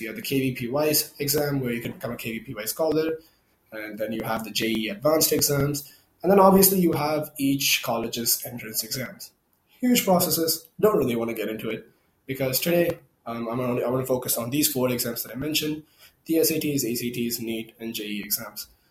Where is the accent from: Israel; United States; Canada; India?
India; English is a second language; I'm from India